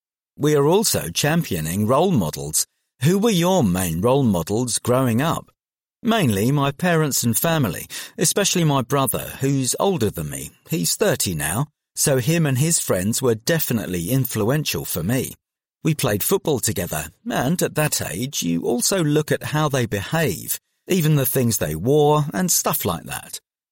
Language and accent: English; London, United Kingdom; Well, I grew up in South London, and it was a bit different for me because I didn't go out that much.